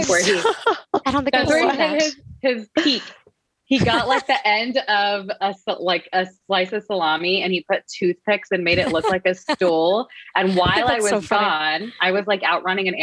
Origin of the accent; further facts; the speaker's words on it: Texas, United States; moved away as an adult; now in Boston, United States; I'm originally from Texas